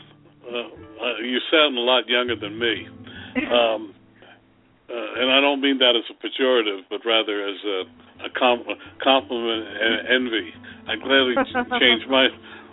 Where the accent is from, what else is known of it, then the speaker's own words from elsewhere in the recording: New York, United States; I'm from New York